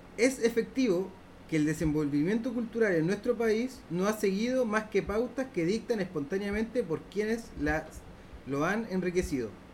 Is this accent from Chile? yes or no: yes; Valparaíso, Chile; como porteño por ejemplo nos eliminaron nuestra cultura porque nosotros éramos tangueros